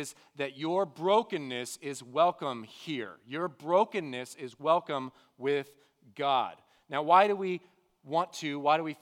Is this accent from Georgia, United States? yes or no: no; The Woodlands, Texas, United States; I grew up here in the Woodlands area. I've been here all my life